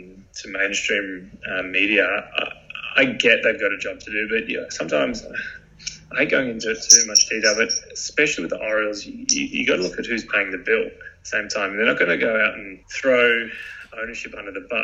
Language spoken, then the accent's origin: English; Australia; growing up in Australia, you play sport on weekends